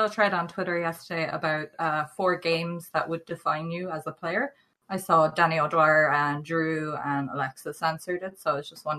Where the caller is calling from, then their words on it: Ireland; I'm calling from Ireland.